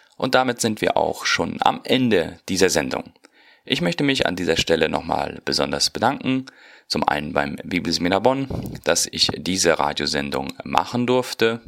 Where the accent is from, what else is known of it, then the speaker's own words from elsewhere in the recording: Neuland, Boquerón, Paraguay; moved away as an adult; gehe dann wieder zurück in meine Heimat nach Paraguay. Ich komme aus der Mennonitenkolonie Neuland